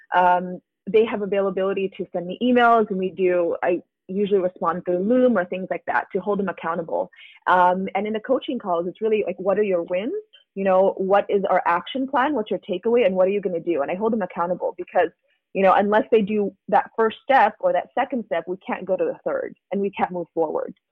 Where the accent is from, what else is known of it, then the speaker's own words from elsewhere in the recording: United States; I'm Asian American